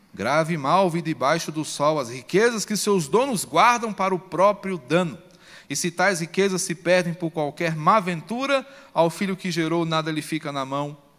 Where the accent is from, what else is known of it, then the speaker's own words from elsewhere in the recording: Brazil; Como brasileiros